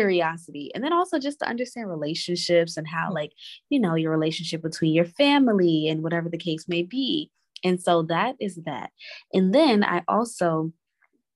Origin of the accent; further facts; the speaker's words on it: New York City, New York, United States; also born or lived in Inglewood, California / South Carolina / Maryland; I was born in Inglewood, California. And I moved to New York when I was about 6 years old. So I lived in Brooklyn. And then after that, I have moved to just about every borough in New York City.